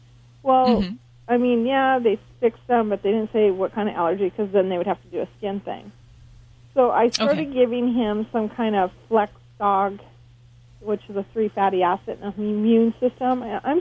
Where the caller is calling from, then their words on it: California, United States; We are calling from California.